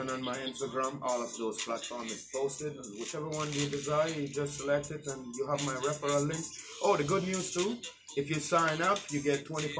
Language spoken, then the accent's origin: English; Jamaica; now in United States; Originally, I'm Jamaican.